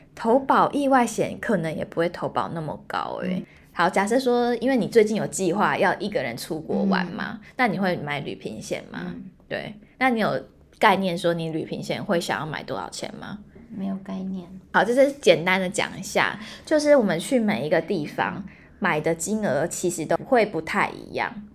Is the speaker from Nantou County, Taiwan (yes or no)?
no; Hualien, Hualien County, Taiwan; moved away as an adult; also born or lived in Taipei; 我是花莲人